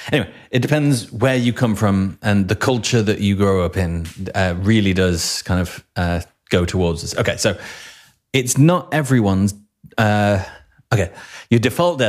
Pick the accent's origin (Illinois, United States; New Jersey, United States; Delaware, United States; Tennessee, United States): Illinois, United States; Chicago; I'm from Chicago, Illinois, and I know what hotels are.